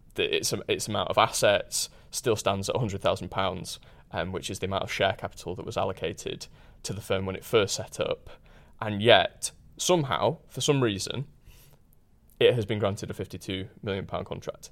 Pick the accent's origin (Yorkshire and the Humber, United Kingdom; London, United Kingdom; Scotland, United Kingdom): Yorkshire and the Humber, United Kingdom; Huddersfield; I grew up in Huddersfield, which is a town in, in West Yorkshire